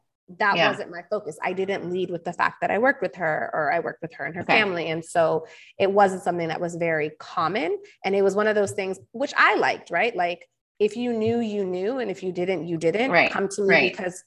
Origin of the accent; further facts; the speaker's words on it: Southern California, United States; growing up in SoCal